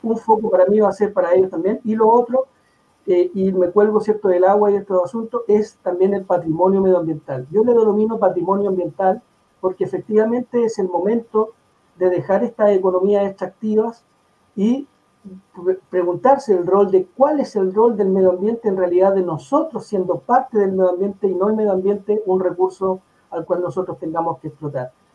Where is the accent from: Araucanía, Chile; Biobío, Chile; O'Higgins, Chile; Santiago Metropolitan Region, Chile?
Santiago Metropolitan Region, Chile; La Florida; also born or lived in Puente Alto; yo nací en Puente Alto, viví ahí en la población El Esfuerzo hasta más o menos los siete años. Y a los ocho llegué a la Florida